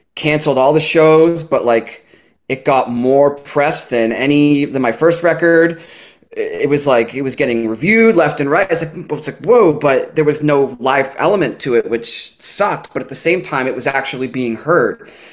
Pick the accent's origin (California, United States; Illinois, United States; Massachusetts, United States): Massachusetts, United States; North Shore of; moved away as an adult; now in Bristol, Rhode Island, United States; I'm from the North Shore of Massachusetts